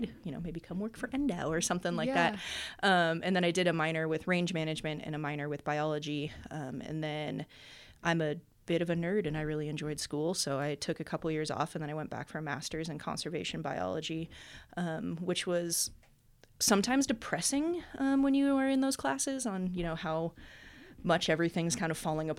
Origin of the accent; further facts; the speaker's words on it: Sparks, Nevada, United States; I was born and raised in Sparks technically, but you know, Reno, Sparks, all the same thing. So I've lived here my entire life